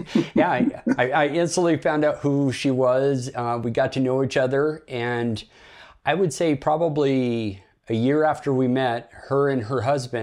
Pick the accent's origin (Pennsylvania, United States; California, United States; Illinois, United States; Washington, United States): Washington, United States; Bremerton; I was born in Bremerton, Washington, and it's a Navy town, so it's a blue-collar military town, you know, a lot of good, hardworking people